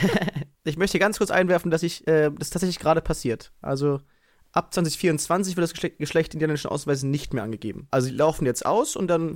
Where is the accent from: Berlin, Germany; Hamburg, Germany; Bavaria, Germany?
Berlin, Germany; in dieser räudigen kleinen Sporthalle ähm, bei uns in Konradshöhe